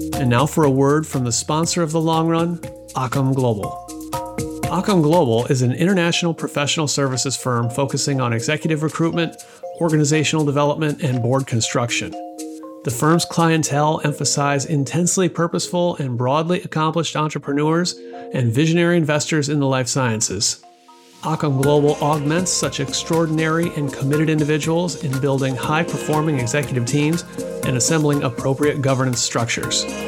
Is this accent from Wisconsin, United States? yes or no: yes; southwestern Wisconsin, United States; I'm a born and raised Wisconsinite as well, uh, although from the southwestern part of the state